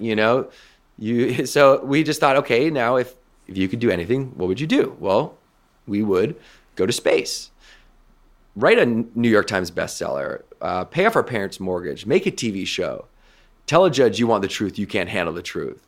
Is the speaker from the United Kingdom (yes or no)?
no; west coast of Canada, Canada; where I grew up on the West Coast of Canada